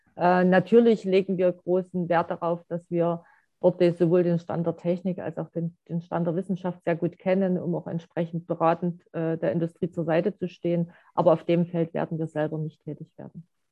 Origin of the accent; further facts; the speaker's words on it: East Germany, Germany; wo ich groß geworden bin